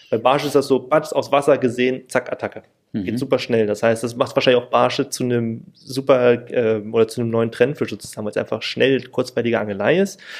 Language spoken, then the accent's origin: German; Berlin, Germany; weil in Berlin ich komme auch aus Berlin